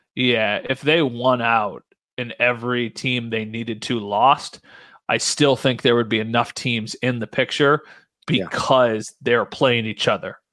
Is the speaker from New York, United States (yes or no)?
yes; Buffalo, New York, United States; I'm from Buffalo